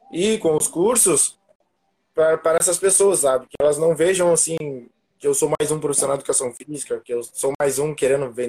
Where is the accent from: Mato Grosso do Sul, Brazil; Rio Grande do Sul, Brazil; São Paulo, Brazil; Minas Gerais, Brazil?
Rio Grande do Sul, Brazil; also born or lived in Panambi; como o Samuca falou, sou aqui do Rio Grande do Sul, né? E eu morava antes em Panambi e agora vim para a região metropolitana